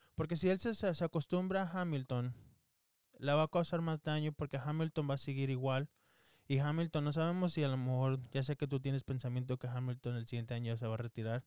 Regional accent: Mexico; Los dos somos mexicanos

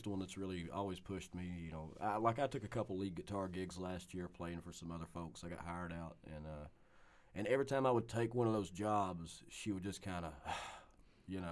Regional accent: Eubank, Kentucky, United States; also born or lived in Somerset, Kentucky; I was born in Somerset and raised in Eubank, which is just right up the road

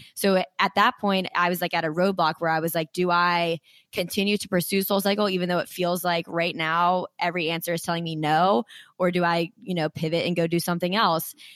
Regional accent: Frederick, Maryland, United States; I'm from Frederick, Maryland

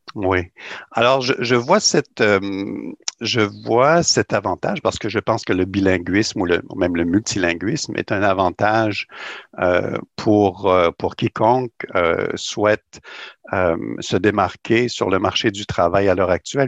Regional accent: Rimouski, Quebec, Canada; also born or lived in New Brunswick / Montreal; now in Toronto, Canada; je suis né au Québec euh, dans la belle région du Bas-Saint-Laurent. Je suis originaire de Rimouski, dans le Bas-Saint-Laurent

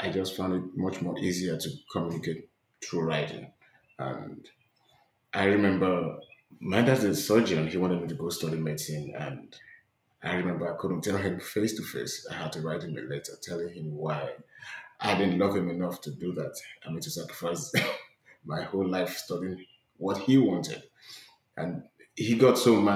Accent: Nigeria; moved away as an adult; now in United States; I'm from Nigeria. I fled my country to the States 2 years ago

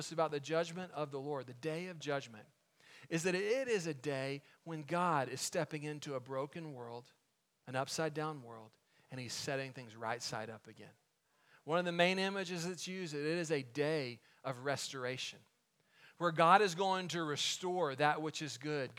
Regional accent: Waco, Texas, United States; David Koresh and the Davidians, they get into their conflict with the ATF just outside of my hometown

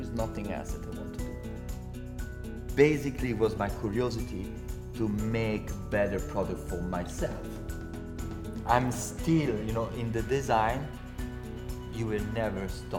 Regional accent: Courmayeur, Aosta Valley, Italy; English is a second language; I come from Courmayeur, best playground in the world.

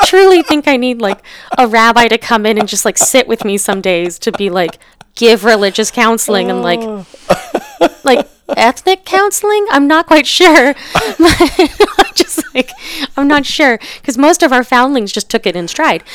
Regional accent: Wyoming, United States; I am from Wyoming

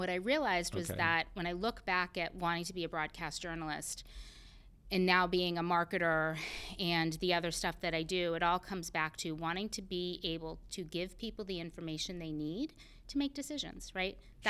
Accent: Pembroke, Massachusetts, United States; So I grew up on the South Shore of Massachusetts in a tiny little town called Pembroke.

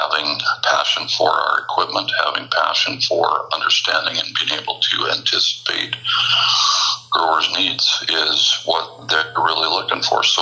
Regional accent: Midwest, United States; growing up in the Midwest

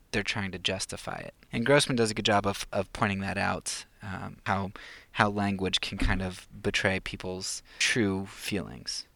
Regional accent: United States; I grew up in the United States

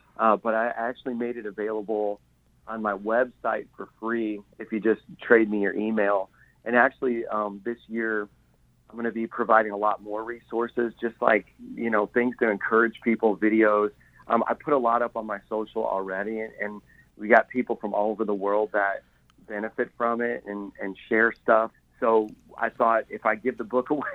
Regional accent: Indiana, United States; moved away as an adult; now in New York City, United States; We're from Indiana, so I always tell everyone we're half hillbilly. we're just simple people from, you know, there were cornfields in our neighborhood

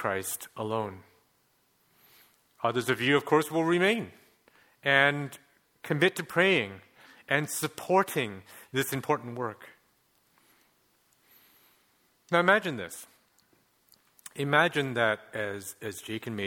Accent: Montreal, Quebec, Canada; While I may look like I'm from Hong Kong, je suis en fait Québécois, that always gets people, I was born in Montreal

